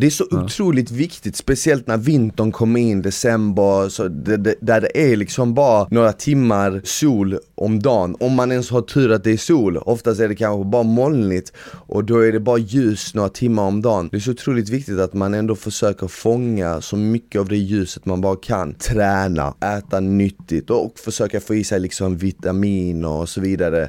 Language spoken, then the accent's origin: Swedish; Sweden; jag är svensk